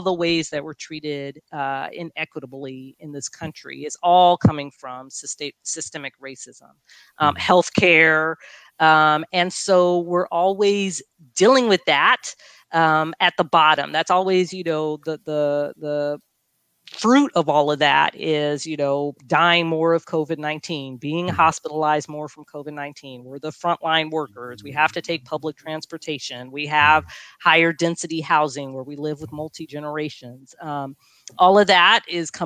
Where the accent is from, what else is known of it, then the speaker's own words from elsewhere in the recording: Long Beach, California, United States; growing up in Long Beach, you know, and doing my medical residency in Long Beach and graduating high school in Long Beach